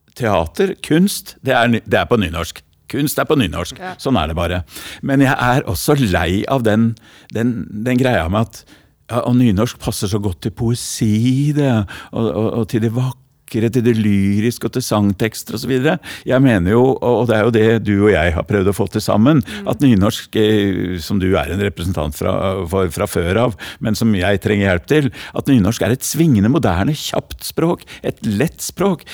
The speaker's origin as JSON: {"language": "Norwegian", "region": "Oslo", "country": "Norway", "tie": "born or raised there", "accent": "Oslo east (østkant) sociolect", "said": "jeg er jo fra Hellerud. Så dette er en Hellerud-slam, og nå går jeg over til det breie eh, språket fra Hellerud"}